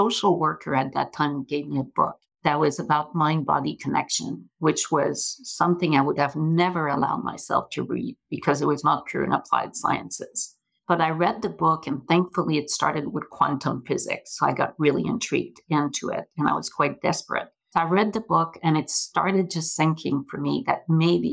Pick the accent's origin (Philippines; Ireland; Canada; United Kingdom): Canada; Montreal, Quebec; moved away; I grew up in Montreal, hence the accent